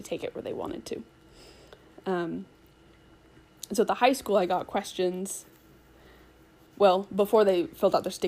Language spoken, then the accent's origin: English; Boise, Idaho, United States; I grew up in the Boise area